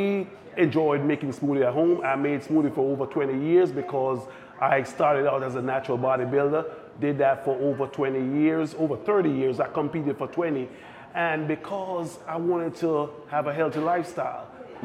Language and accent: English; Jamaica; also born or lived in New Jersey / Connecticut; now in Pennsylvania, United States; growing up in Jamaica, most of our food are straight from the land.